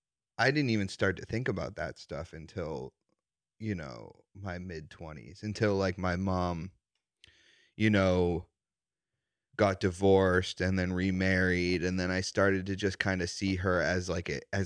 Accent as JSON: {"language": "English", "town": "Wilmington", "region": "Massachusetts", "country": "United States", "tie": "born or raised there", "said": "Wilmington, Mass."}